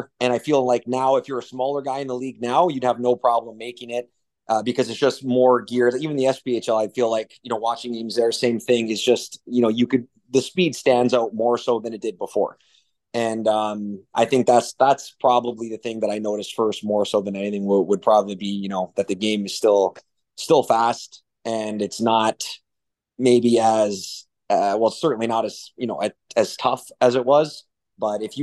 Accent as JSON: {"language": "English", "town": "Toronto", "region": "Ontario", "country": "Canada", "moved": "as an adult", "lives_now": "Biloxi, United States", "said": "I'm from Toronto, so things are pretty, in terms of rules and laws, it's pretty tight back home"}